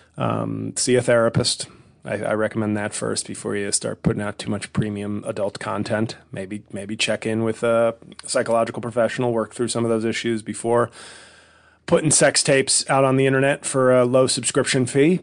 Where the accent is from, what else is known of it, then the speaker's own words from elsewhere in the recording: New York City, New York, United States; moved away as an adult; now in New Jersey, United States; in New York City, my hometown